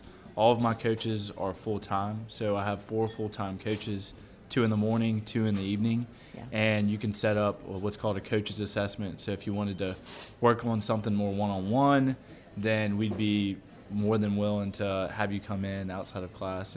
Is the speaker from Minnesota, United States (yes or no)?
no; Baton Rouge, Louisiana, United States; also born or lived in New Orleans; my wife and I, we're both from Baton Rouge. She got a teaching position back home, so we moved back